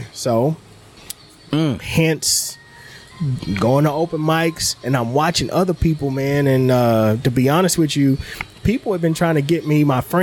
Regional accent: Beaumont, Texas, United States; I grew up in Beaumont was outside the city limits. So it was country

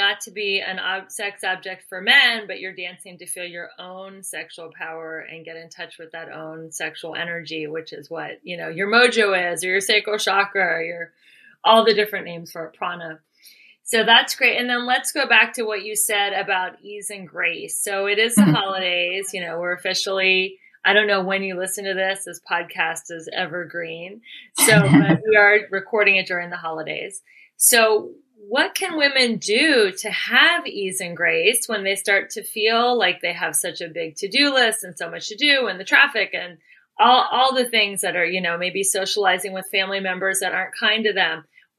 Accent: Cincinnati, Ohio, United States; I'm born and raised in Cincinnati. I'm like, what's happening in LA?

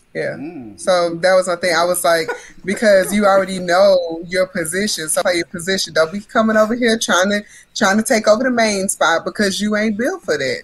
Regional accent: Port Arthur, Texas, United States; now in Central Texas, United States; growing up in Hurricane Central

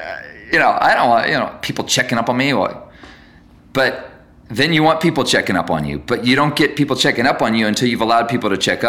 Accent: Guatemala; I grew up in Guatemala and I met all these people in Guatemala

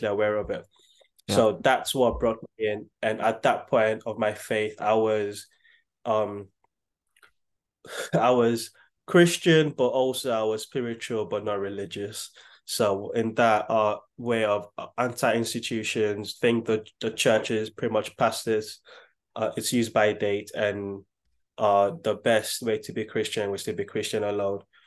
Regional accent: Nigeria; now in United Kingdom; growing up in Nigeria, electricity is not 24 hours.

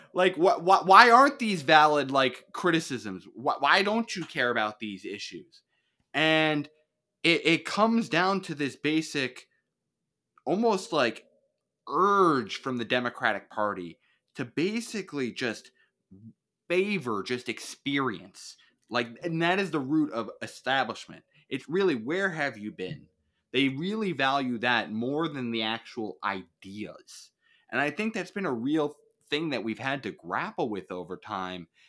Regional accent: Suffern, New York, United States; I'm from, uh, New York. I am from this place called Suffern

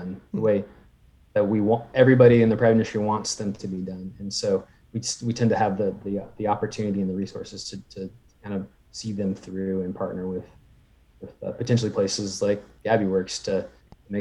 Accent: California, United States; moved away as an adult; now in Oregon, United States; I was a big outdoors person where I grew up in California

